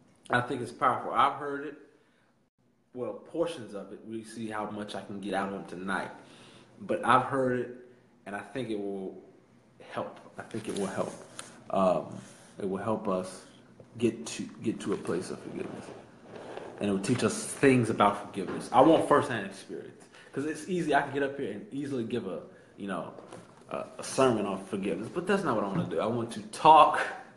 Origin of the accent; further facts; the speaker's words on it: Chicago, Illinois, United States; now in Washington, United States; I am from Chicago, Illinois. I am currently in D.C. attending the illustrious, I think that's a good word, the illustrious Howard University.